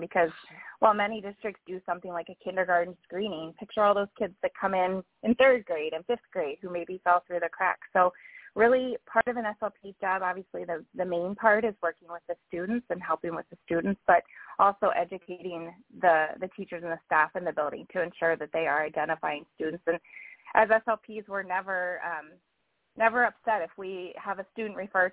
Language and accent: English; Pennsylvania, United States; my home state of PA